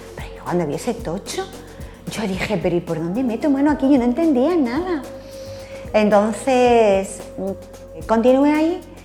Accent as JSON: {"language": "Spanish", "town": "Alcalá de Henares", "region": "Community of Madrid", "country": "Spain", "tie": "born or raised there", "moved": "as an adult", "lives_now": "Torrejón del Rey, Spain", "said": "Nací en Madrid, pero sobre los ocho años nos vinimos para Alcalá."}